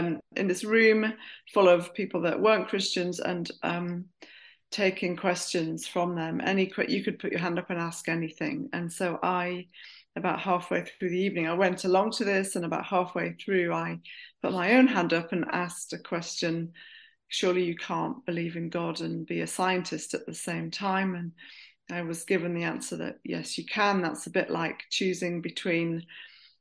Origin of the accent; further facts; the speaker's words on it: Durham, North East England, United Kingdom; moved away as an adult; also born or lived in Bristol; I grew up in Durham. I went to a comprehensive school in Durham.